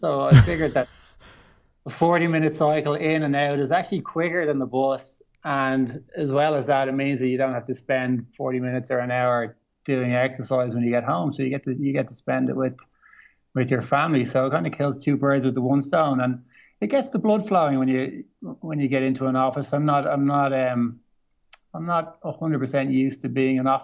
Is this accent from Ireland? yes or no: yes; Dublin, Leinster, Ireland; moved away as an adult; now in Australia; I'm from Dublin City, so I'm a city boy. So we kind of grew up pretty close to maybe 10 minutes outside Dublin City Centre